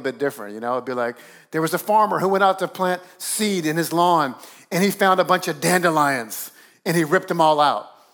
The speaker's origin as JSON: {"language": "English", "region": "South Louisiana", "country": "United States", "tie": "born or raised there", "moved": "as an adult", "lives_now": "Northeast, United States", "said": "I grew up down south in South Louisiana where you don't have to do much to make the grass grow"}